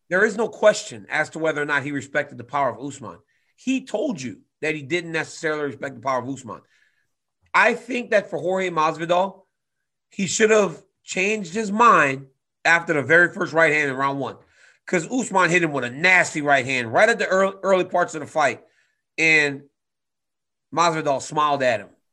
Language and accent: English; Louisiana, United States; born or raised there